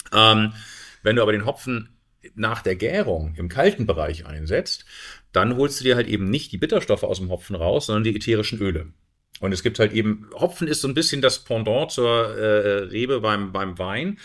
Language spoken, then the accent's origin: German; Hamburg, Germany; moved away as an adult; also born or lived in Caribbean / South America / United States; in meine Heimatstadt zurückzukommen